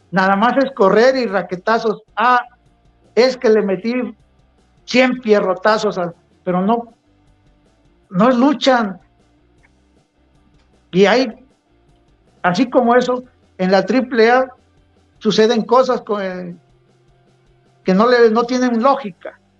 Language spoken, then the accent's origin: Spanish; Río Grande, Oaxaca, Mexico; also born or lived in Acapulco; Yo nací en Acapulco, pero me crié en Río Grande, Oaxaca.